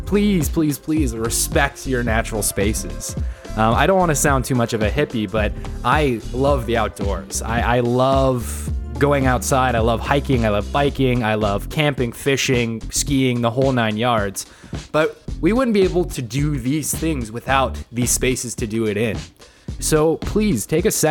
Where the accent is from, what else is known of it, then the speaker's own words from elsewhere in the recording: Utah, United States; now in Portland, United States; I grew up in Utah